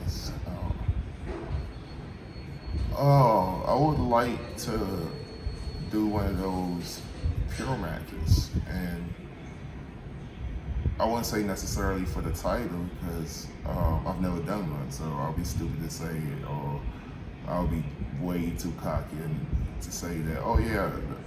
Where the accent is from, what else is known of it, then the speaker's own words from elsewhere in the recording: Norwell, DMV area, United States; go-go music was big in my upbringing and where I'm from